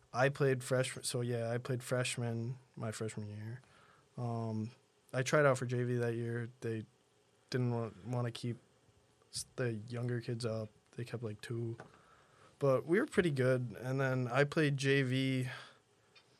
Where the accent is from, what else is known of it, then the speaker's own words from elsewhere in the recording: Lancaster, New York, United States; also born or lived in Denver; I'm from Lancaster, New York, so like 20 minutes from where we are now in Buffalo.